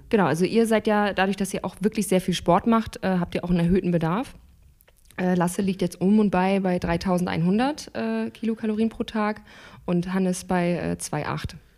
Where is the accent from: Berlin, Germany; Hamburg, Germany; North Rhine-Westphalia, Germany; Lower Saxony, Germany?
Hamburg, Germany; ich komme aus Hamburg, bin 30 Jahre alt